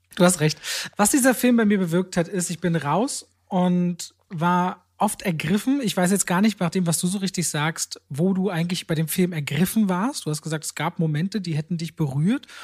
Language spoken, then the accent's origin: German; Germany; ich bin unter verhältnismäßig in Deutschland sehr ärmlichen Bedingungen aufgewachsen